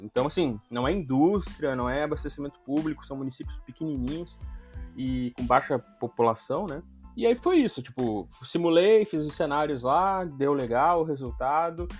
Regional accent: São Gabriel, Rio Grande do Sul, Brazil; a cidade onde eu, onde eu cresci, que é São Gabriel, que é no estado do Rio Grande do Sul, eu sou gaúcho

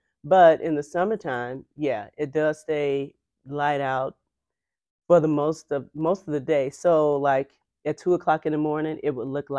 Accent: Illinois, United States; From Illinois, from

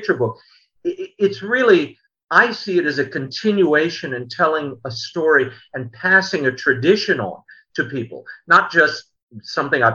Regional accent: New Orleans, Louisiana, United States; also born or lived in New York; I grew up here in New Orleans

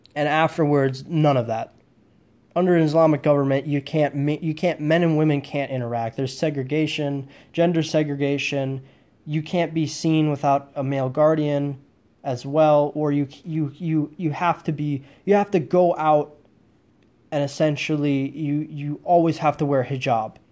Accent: United States; I'm an American

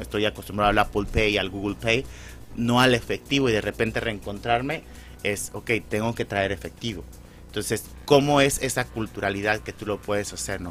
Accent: Mexico; moved away; como mexicano

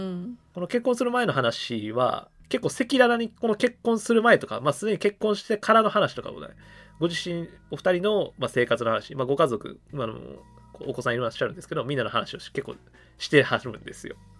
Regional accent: Kumamoto, Japan; moved away; 俺もともと熊本出身やから

